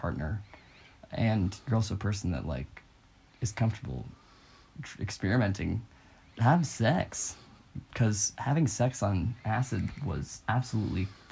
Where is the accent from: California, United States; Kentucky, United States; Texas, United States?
California, United States; now in Utah, United States; I'm from California